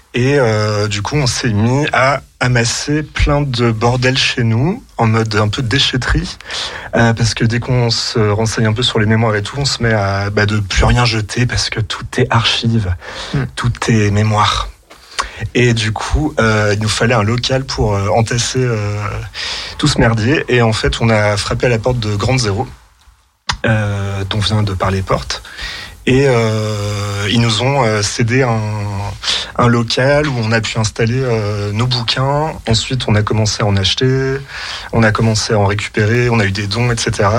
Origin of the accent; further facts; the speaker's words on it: Chambéry, Auvergne-Rhône-Alpes, France; also born or lived in Lyon; je viens de Chambéry